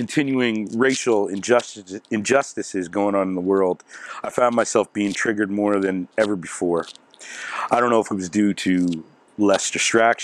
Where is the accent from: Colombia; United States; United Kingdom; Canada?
Canada; Halifax, Nova Scotia; moved away as an adult; now in Toronto, Canada; I was born down home in Halifax, Nova Scotia